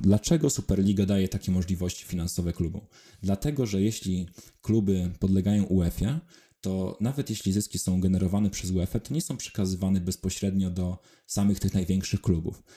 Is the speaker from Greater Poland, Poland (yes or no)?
no; Wrocław, Lower Silesian Voivodeship, Poland; z mojego rodzinnego miasta Wrocławia